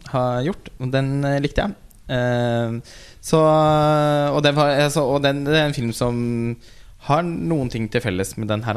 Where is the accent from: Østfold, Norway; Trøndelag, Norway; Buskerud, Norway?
Østfold, Norway; Halden; jeg kommer jo fra Halden